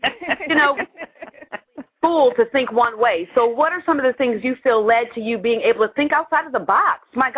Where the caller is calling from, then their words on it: Baltimore, Maryland, United States; calling from Baltimore, Maryland.